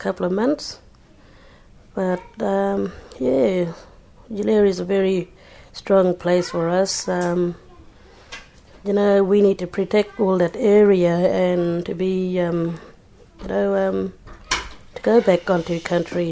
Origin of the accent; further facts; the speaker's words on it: Leonora, Western Australia, Australia; I'm from Leonora in the Northern Goldfields.